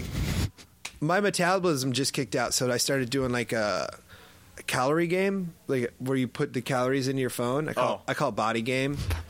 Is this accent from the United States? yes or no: yes; Midwest, United States; I'm like a 12 pack because I'm from the Midwest.